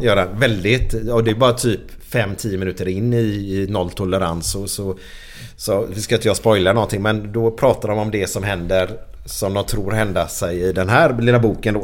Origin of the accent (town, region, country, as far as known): Gothenburg, Västra Götaland, Sweden